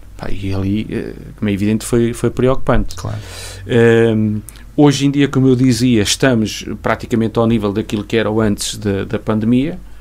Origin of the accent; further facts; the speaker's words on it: Castelo Branco, Centro, Portugal; now in Vila Real, Portugal; eu não sou de Vila Real, eu sou, venho, a minha origem é Castelo Branco